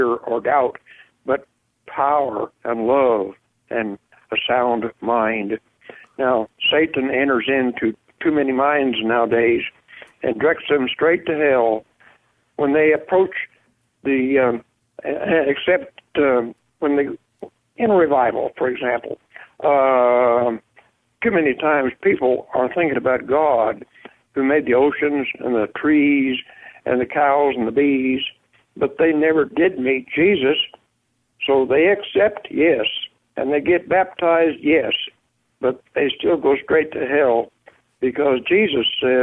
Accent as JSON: {"language": "English", "region": "Mid-state Nebraska", "country": "United States", "moved": "as an adult", "lives_now": "Texas, United States", "said": "I'm a farmer from Midstate Nebraska"}